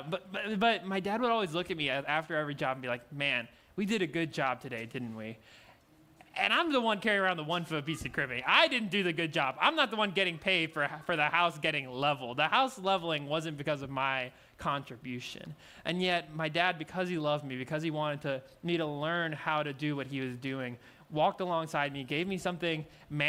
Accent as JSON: {"language": "English", "region": "Louisiana", "country": "United States", "said": "I'm from Louisiana"}